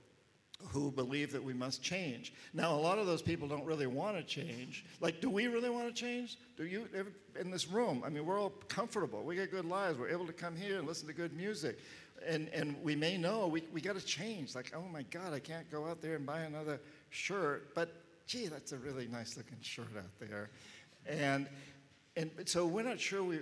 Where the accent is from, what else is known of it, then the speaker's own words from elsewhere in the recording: United States; being an American